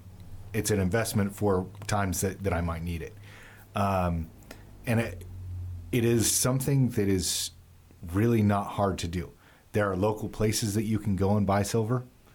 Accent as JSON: {"language": "English", "region": "California", "country": "United States", "tie": "born or raised there", "said": "You know, I grew up in Southern California."}